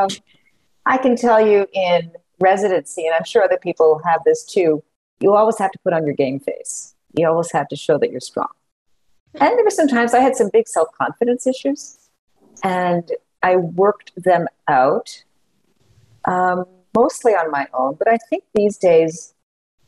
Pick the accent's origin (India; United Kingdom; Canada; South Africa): Canada; Montreal, Quebec; moved away as an adult; also born or lived in Toronto; now in Kansas City, United States; I am Canadian. I also have a U.S. citizenship. So I went to McGill University in Montreal, which is still top schools in Canada